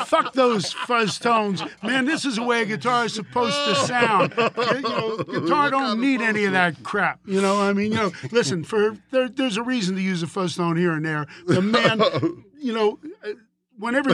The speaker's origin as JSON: {"language": "English", "town": "Philadelphia", "region": "Pennsylvania", "country": "United States", "moved": "yes", "said": "I'm an East Coast guy. I'm from Philly"}